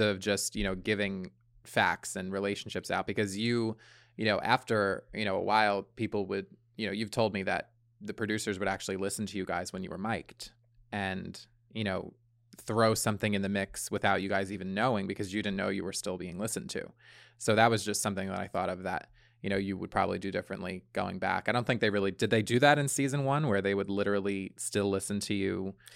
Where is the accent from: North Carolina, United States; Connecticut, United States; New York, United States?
New York, United States; Long Island; I grew up on Long Island